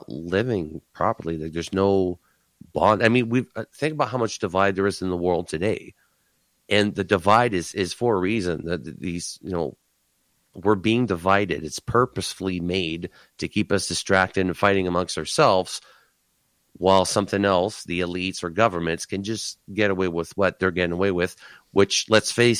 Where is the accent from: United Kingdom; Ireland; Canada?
Canada